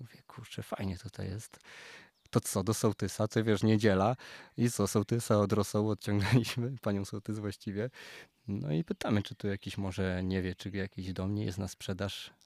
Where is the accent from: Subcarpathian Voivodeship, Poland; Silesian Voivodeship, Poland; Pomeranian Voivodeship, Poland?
Silesian Voivodeship, Poland; Częstochowa; also born or lived in Wrocław; now in Kondratów, Poland; u nas w Częstochowie jest orkiestra